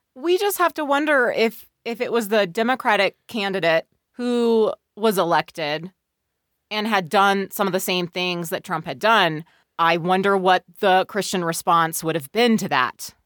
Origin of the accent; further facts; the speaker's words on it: Bay Area of California, United States; I grew up in the Bay Area of California.